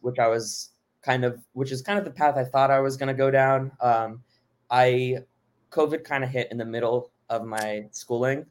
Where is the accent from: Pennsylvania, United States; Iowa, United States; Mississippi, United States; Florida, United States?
Florida, United States; Miami; also born or lived in Boston / Oklahoma City; I, I grew up in Miami